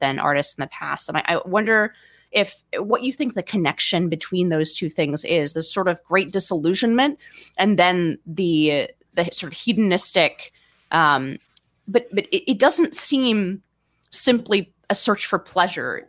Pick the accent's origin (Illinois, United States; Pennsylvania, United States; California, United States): California, United States; I'm a Californian